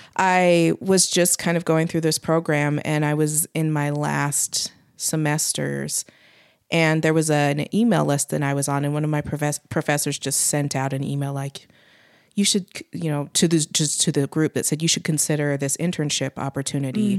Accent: Utah, United States; also born or lived in Pittsburgh; growing up in Utah

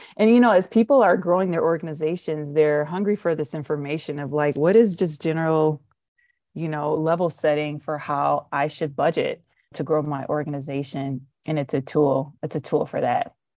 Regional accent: Detroit, Michigan, United States; I'm from Detroit

